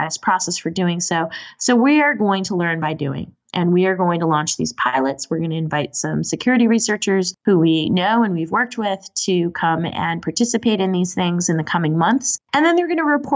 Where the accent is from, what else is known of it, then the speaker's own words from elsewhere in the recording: Boston, Massachusetts, United States; I'm from Boston and we throw that in the ocean